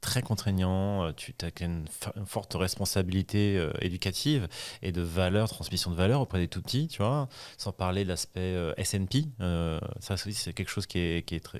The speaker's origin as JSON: {"language": "French", "town": "Paris", "region": "Île-de-France", "country": "France", "said": "je suis parisien, je suis latin, je suis français"}